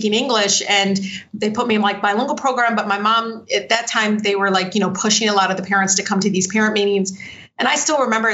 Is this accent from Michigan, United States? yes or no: yes; Detroit, Michigan, United States; growing up in Southwest Detroit